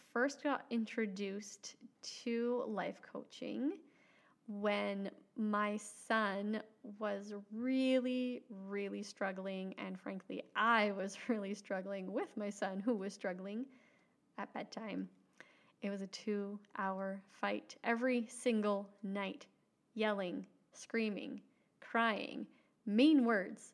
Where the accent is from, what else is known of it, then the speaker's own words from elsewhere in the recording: Alberta, Canada; moved away as an adult; now in Saskatchewan, Canada; I grew up in Alberta, Canada. And now my husband, 4 children, and I live in Saskatchewan, Canada